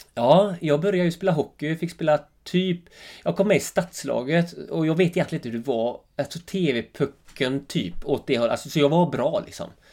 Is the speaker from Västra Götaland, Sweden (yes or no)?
yes; Öckerö, Västra Götaland, Sweden; accent: Öckerö dialect; now in Jämtland, Sweden; Mina första tio år var ju helt fantastiska, Öckre